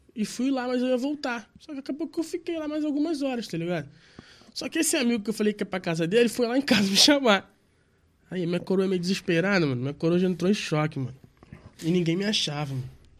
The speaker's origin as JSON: {"language": "Portuguese", "region": "Rio de Janeiro", "country": "Brazil", "said": "Eu sou do Rio de Janeiro"}